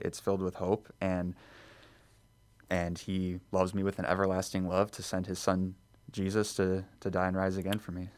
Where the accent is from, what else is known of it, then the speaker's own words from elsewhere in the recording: Elk Grove Village, Illinois, United States; I was born and raised in Elk Grove Village, so just in the northwest suburbs